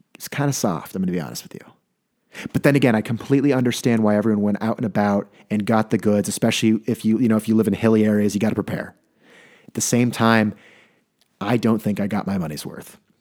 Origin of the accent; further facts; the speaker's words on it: California, United States; moved away; I'm from California.